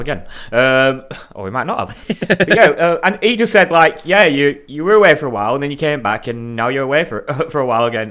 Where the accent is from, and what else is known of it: Darwin, Northern Territory, Australia; accent: Aussie